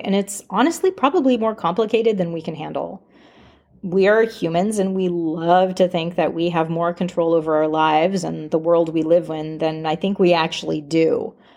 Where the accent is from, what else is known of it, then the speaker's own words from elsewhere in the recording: Alaska, United States; moved away as an adult; also born or lived in Washington State; growing up in Alaska